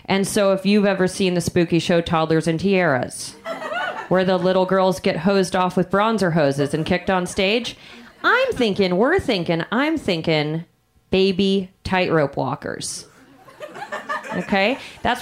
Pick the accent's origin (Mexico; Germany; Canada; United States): United States; Chicago, Illinois; moved away; We are from Chicago, from the Midwest.